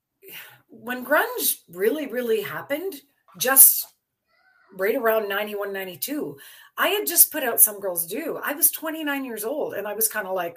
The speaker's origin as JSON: {"language": "English", "town": "Belleville", "region": "Ontario", "country": "Canada", "tie": "born or raised there", "moved": "yes", "said": "I was born in Belleville"}